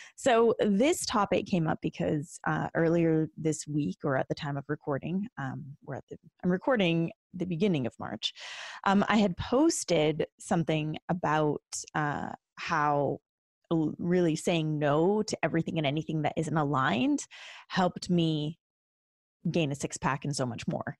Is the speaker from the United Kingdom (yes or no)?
no; Canada; as a Canadian